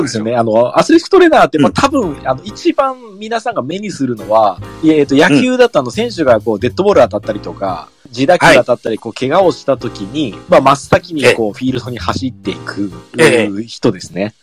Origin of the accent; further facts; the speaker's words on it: Mie, Japan; 地元が三重県なん